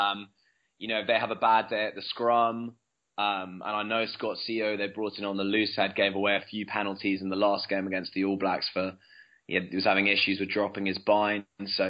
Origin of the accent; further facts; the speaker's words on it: Wales, United Kingdom; Coming from a Welshman speaking about Australia